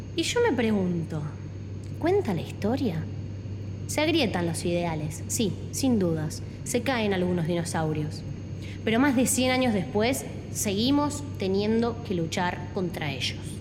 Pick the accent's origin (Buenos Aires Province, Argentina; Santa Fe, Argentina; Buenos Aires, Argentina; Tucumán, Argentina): Santa Fe, Argentina; Como santafesina, como argentina, como mujer y como piloto